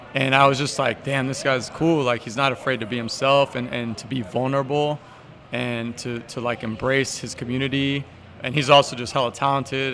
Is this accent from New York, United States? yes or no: no; the Bay Area, California, United States; as a young man of color growing up in the Bay